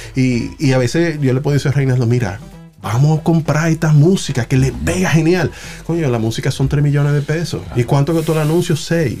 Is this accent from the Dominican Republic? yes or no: yes; Dominican Republic; no me veían como dominicano